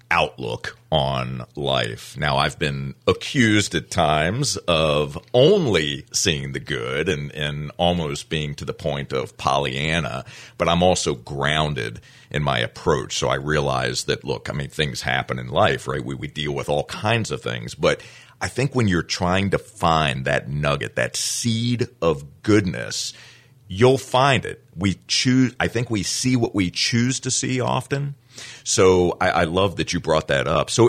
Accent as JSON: {"language": "English", "town": "Fort Pierce", "region": "Florida", "country": "United States", "also_born_or_lived": "Daytona Beach, Florida", "moved": "yes", "lives_now": "Flagler County, United States", "said": "I am from Fort Pierce, Florida."}